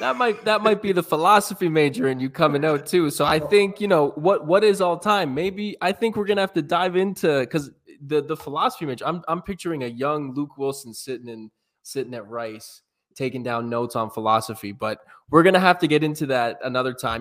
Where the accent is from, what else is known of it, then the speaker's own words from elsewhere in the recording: Canada; Two good old Canadian boys